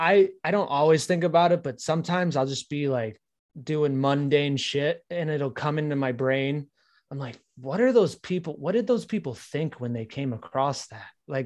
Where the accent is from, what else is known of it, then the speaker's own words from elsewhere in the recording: Arkansas, United States; Dude, I'm from Arkansas.